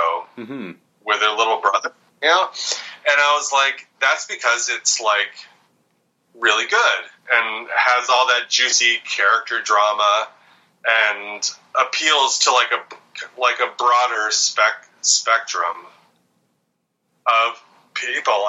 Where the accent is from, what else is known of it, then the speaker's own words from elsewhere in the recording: Vermont, United States; where I grew up in Vermont